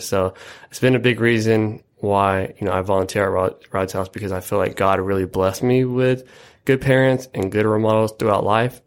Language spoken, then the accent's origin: English; Yakima, Washington, United States; I was born and raised on the, uh, east side of Yakima, which I'm, I'm proud of as well.